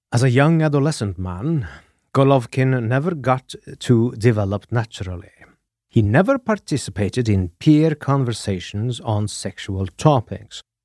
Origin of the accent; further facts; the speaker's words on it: Norway; I am your Norwegian host